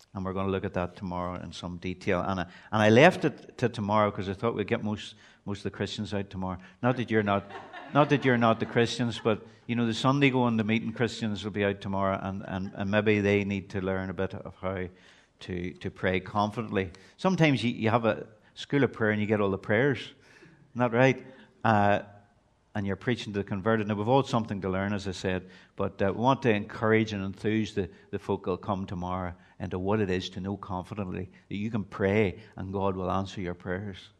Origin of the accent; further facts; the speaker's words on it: Belfast, Northern Ireland, United Kingdom; moved away as an adult; now in Portadown, United Kingdom; I'm originally from East Belfast